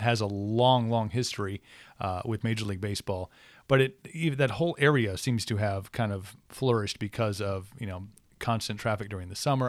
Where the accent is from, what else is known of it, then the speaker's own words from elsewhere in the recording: Wisconsin, United States; growing up in Wisconsin